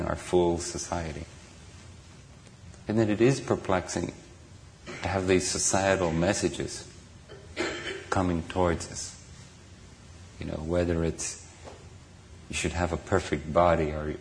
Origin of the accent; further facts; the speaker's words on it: Ireland; now in Redwood City, United States; I grew up in Ireland